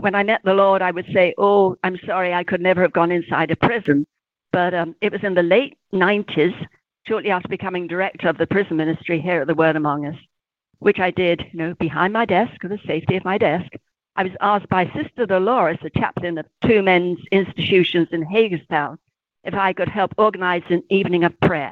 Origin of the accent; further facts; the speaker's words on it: England, United Kingdom; accent: British; moved away; I'm from England, as you can tell.